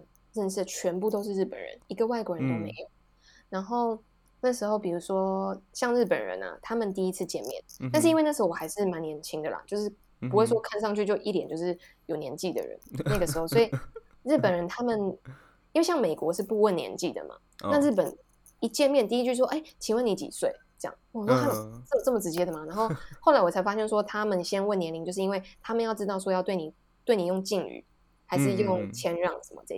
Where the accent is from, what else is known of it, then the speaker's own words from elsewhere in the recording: Taiwan; moved away; also born or lived in Japan; 你到底把我们台湾想成什么样的地方？